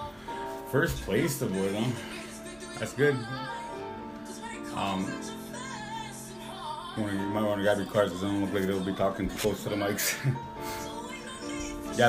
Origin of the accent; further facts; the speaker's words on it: Minneapolis, Minnesota, United States; also born or lived in North Dakota; now in Bismarck, United States; I grew up in the Minneapolis Twin Cities area